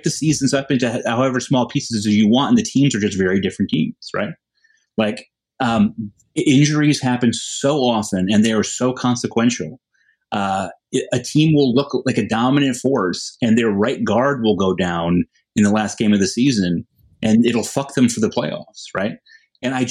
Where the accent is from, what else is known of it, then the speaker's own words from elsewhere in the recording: Connecticut, United States; I'm from Connecticut